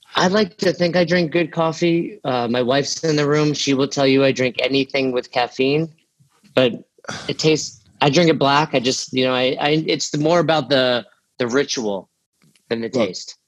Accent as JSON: {"language": "English", "region": "New York", "country": "United States", "tie": "born or raised there", "also_born_or_lived": "Florida", "moved": "as an adult", "lives_now": "Boulder, United States", "said": "I grew up in New York"}